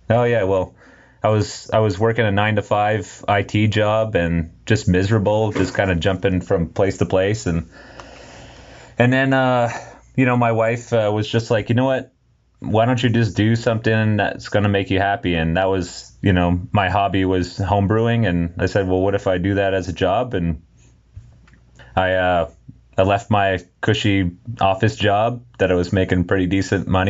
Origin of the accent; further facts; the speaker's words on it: Châteauguay, Quebec, Canada; I'm from Chattagy